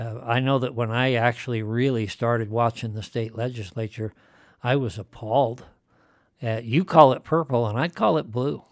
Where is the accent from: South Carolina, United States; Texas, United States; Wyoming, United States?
Wyoming, United States; Shell; I've been living in Wyoming virtually my entire life. I spent some time away as a soldier. Mm-hmm. When I was young, for example, in where I grew up in Shell.